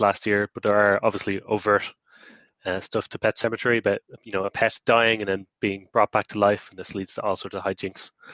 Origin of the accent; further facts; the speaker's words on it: Ireland; as an Irish person, where you know Halloween was invented